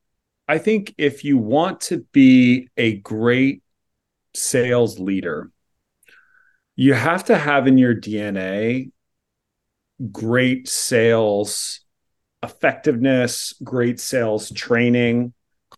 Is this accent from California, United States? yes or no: yes; California, United States; the way I grew up in Silicon Valley was like, this is just what people do.